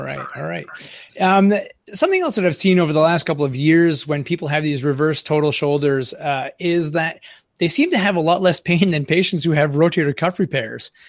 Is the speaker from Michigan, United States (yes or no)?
no; northern Maine, United States; accent: Franco-American; I live on the Canadian border up here in northern Maine, we're pretty secluded